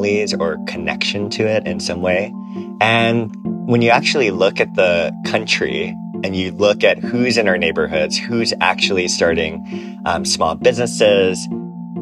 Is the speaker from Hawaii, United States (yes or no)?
yes; Aiea, Hawaii, United States; now in San Francisco, United States; I am originally from Hawaii. I grew up in a small town called Aiea, which used to be all sugar plantations.